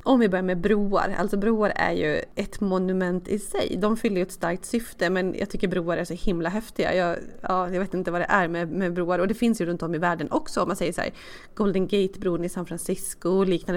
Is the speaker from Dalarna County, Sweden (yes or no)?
yes; Dalarna County, Sweden; jag kommer från Dalarna